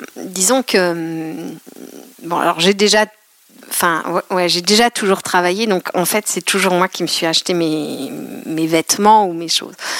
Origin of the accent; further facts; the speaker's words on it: Eure-et-Loir, Centre-Val de Loire, France; also born or lived in Paris; je suis de Rédoire